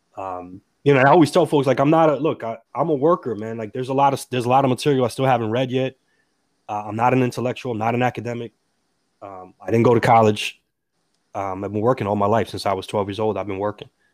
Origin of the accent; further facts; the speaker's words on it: Perth Amboy, New Jersey, United States; I was born and raised in the city of Perth Amboy, an immigrant city